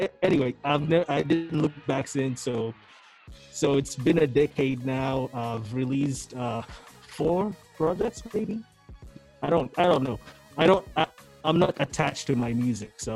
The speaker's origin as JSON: {"language": "English", "country": "Uganda", "tie": "born or raised there", "also_born_or_lived": "Burundi", "moved": "yes", "lives_now": "Montreal, Canada", "said": "really UG raised"}